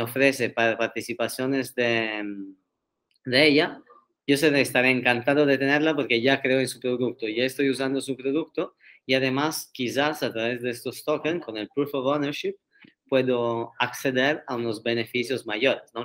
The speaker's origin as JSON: {"language": "Spanish", "town": "Turin", "region": "Piedmont", "country": "Italy", "second_language": "Spanish", "moved": "as an adult", "lives_now": "Barcelona, Spain", "said": "me mudé aquí a Barcelona hace seis años casi, o sea, después de los primeros tres años de universidad en Turín"}